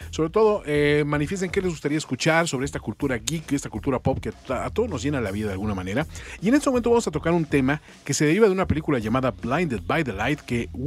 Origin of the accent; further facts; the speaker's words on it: Mexico City, Mexico; vivía en con mi adolescencia en la Ciudad de México.